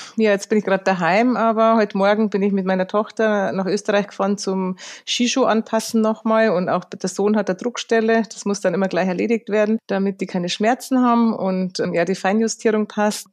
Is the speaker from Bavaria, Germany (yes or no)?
yes; Lenggries, Bavaria, Germany; daheim am Braneck in Lengries beim Skifahren oder sonst, wenn es irgendwie geht, da am Berg, weil es einfach meine Heimat ist